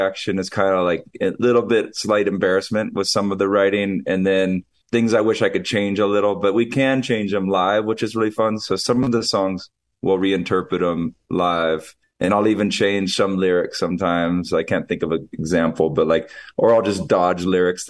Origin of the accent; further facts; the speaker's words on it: Hawaii, United States; also born or lived in Santa Barbara, California; I'm right at my house growing up in Hawaii